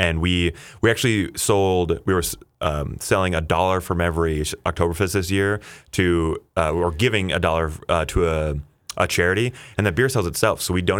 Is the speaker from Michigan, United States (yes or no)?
no; Sleepy Eye, Minnesota, United States; So I grew up in Sleepy Eye, Minnesota